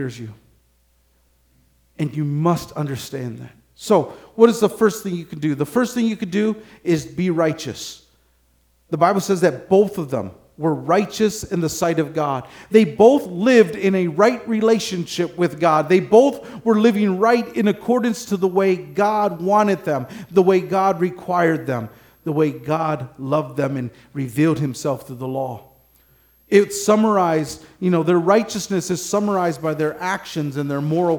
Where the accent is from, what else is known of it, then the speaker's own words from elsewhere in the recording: Michigan, United States; I'm from Michigan